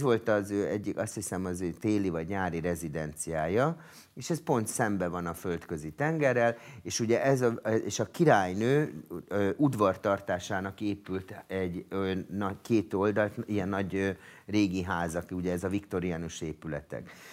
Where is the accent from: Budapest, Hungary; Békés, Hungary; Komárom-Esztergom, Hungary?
Budapest, Hungary; also born or lived in France; én Budapesten születtem